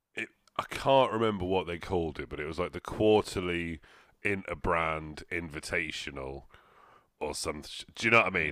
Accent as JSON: {"language": "English", "region": "England", "country": "United Kingdom", "said": "we're English"}